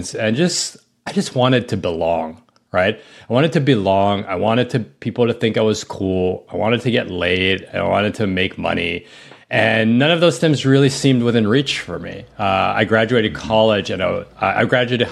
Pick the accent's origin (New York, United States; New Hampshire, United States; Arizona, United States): New York, United States; New York City; I grew up in New York City.